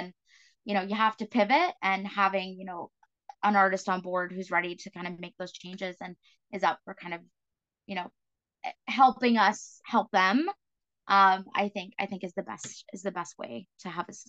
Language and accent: English; East Coast, Canada; I'm from the East Coast, so I can say this, but you know, a band toured in New Brunswick.